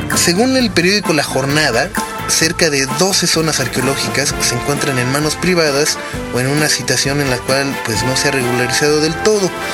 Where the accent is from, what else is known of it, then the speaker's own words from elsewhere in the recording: Mexico; hemos cambiado realmente como mexicanos, como la manera de desarrollar y de hacer crecer a nuestro país